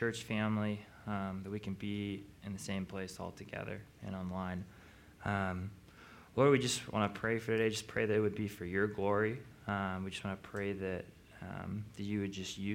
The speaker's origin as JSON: {"language": "English", "town": "Missoula", "region": "Montana", "country": "United States", "tie": "born or raised there", "said": "I grew up in Missoula, went to Montana State as a teacher"}